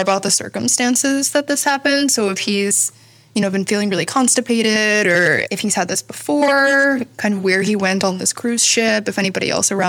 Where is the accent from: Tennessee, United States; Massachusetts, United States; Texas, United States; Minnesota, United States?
Tennessee, United States; Nashville; moved away as an adult; also born or lived in New Haven; now in Chicago, United States; I grew up in Nashville, Tennessee.